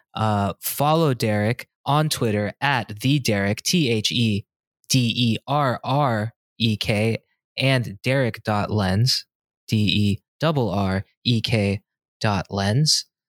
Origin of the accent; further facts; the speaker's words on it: California, United States; moved away as an adult; also born or lived in San Diego / Inland Empire / Los Angeles / Boston; coming from California, only having lived in California, San Diego, the, then the I E, L